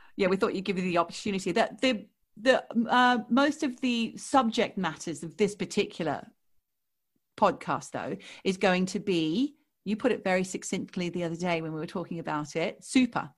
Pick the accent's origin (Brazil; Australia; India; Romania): Australia; moved away as an adult; now in London, United Kingdom; we are Australian expats. We now live, I live in London